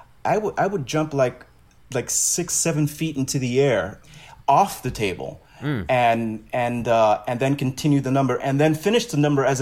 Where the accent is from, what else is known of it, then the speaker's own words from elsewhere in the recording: New York City, New York, United States; I'm from Brooklyn.